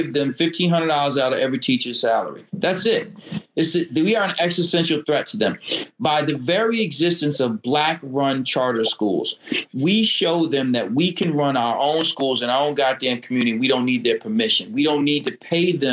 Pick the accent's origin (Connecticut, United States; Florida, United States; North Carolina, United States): Connecticut, United States; I'm African American and I'm from Connecticut